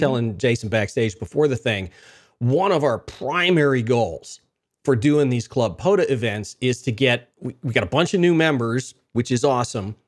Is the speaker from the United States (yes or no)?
yes; Wichita Falls, Texas, United States; I grew up in Wichita Falls